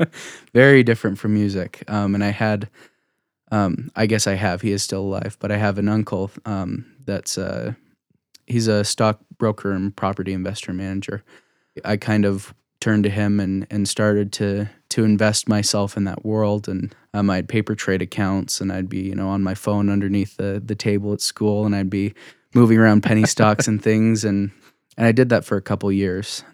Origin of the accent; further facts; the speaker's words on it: Saratoga Springs, Utah, United States; I grew up in, uh, you know, Utah County. I'm one of those Utah County Mormons.